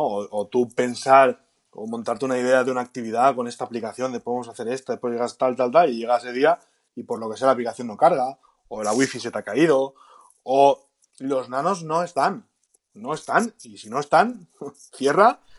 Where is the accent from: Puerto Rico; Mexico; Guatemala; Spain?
Spain; Galicia; Como buen gallego